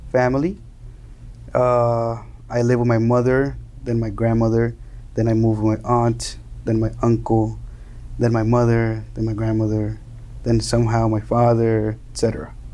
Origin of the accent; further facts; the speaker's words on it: Miami, Florida, United States; also born or lived in Colombia / New Jersey / New York; Okay, so I was born in Miami. Two two weeks later, I went back to Colombia with my mother and father somehow, and and I lived there until I was four years old.